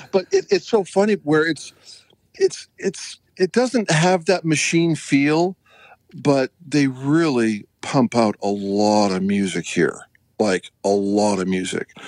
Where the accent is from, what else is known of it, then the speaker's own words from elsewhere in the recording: Canada; now in United States; you know, I grew up skiing in Canada, so I do a lot of skiing here uh, in Utah and uh, with my kids.